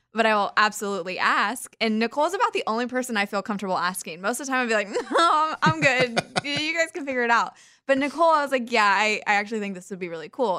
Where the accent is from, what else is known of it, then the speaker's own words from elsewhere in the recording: Kansas, United States; We're both from Kansas